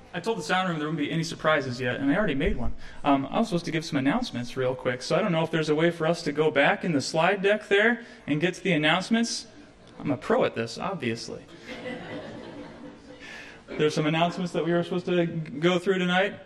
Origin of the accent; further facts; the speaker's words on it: Ohio, United States; moved away; I'm from Ohio and it's the promised land